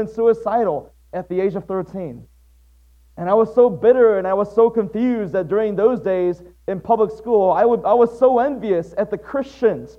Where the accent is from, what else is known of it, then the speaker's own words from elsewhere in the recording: Waterford, Michigan, United States; also born or lived in Atsugi, Kanagawa, Japan; It was 5 years after that our family relocated to Waterford, Michigan. That's where I spent most of my life.